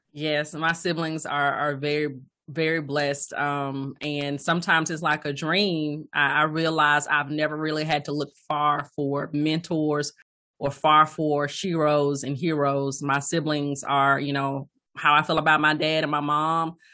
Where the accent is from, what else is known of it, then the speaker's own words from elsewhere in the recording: Alabama, United States; moved away as an adult; also born or lived in Atlanta / Cleveland / Hoover, Alabama; I hail from Alabama, born, raised in Alabama